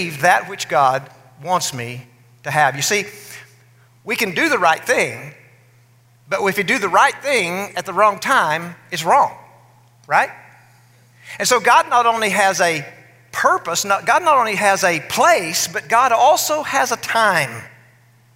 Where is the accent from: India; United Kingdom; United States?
United States; West Texas; where I grew up in West Texas